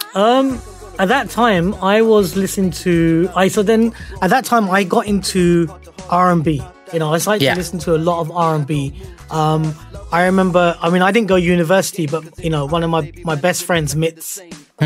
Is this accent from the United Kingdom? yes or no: yes; Croydon, London, United Kingdom; growing up in Croydon, I mean, I was I was in Croydon for six years